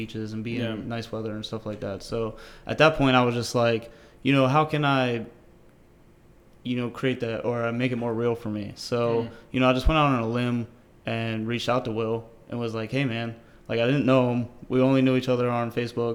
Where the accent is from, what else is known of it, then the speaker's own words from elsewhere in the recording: Pennsylvania, United States; now in Florida, United States; I'm from Pennsylvania, so it's, like, cold up there.